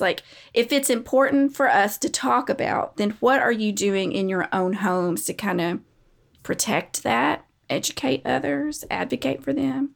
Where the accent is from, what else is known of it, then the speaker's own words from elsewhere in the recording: United States; We are American.